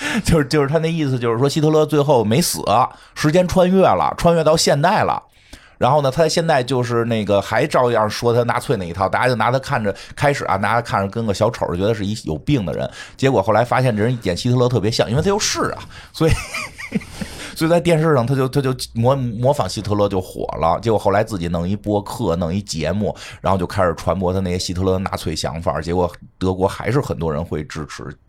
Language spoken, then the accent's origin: Chinese; northern China, China; 作为北方人